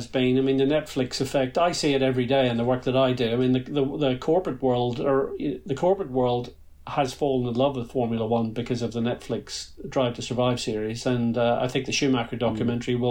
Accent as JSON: {"language": "English", "country": "Ireland", "tie": "born or raised there", "said": "It's difficult to grow up in Ireland"}